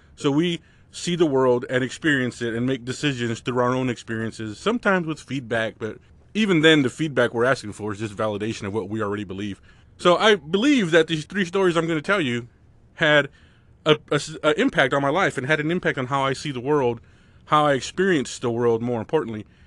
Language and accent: English; United States; I grew up right on the California border, which is just pandemonium